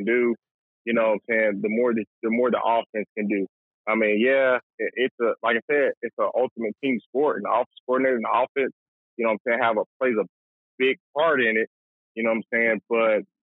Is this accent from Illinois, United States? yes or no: no; Atlanta, Georgia, United States; growing up in Atlanta, Metro Atlanta